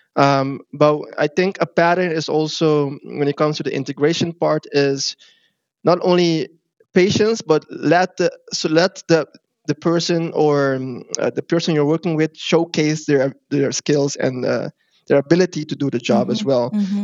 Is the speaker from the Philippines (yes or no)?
no; Curaçao; now in Netherlands; I'm not from Africa myself, but I do come mm-hmm. from Curacao